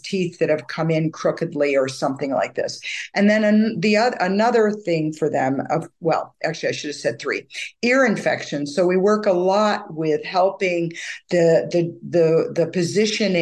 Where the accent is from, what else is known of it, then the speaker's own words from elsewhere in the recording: United States; also born or lived in England / Vancouver, Canada; as an American